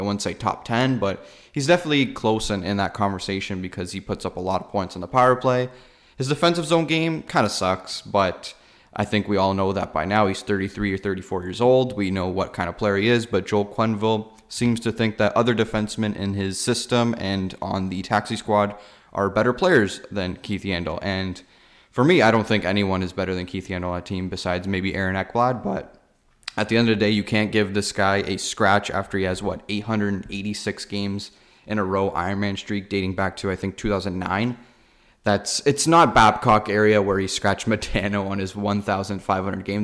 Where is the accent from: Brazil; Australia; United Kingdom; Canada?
Canada; Toronto, Ontario; we're from Canada, from Toronto